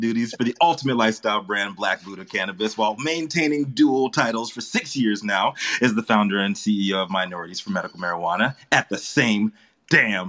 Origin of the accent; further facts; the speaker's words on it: the South, United States; I'm from the South.